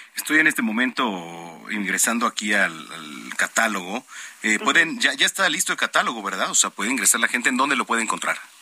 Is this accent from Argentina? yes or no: no; Mexico; como mexicanos